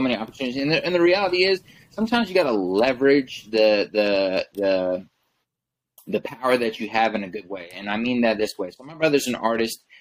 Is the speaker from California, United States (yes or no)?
no; Kansas City, Missouri, United States; was actually born here. So um, everyone else was born in Tanzania and then came to came to Kansas City. But you know, for me, the the interesting thing about Kansas City and the and the area I grew up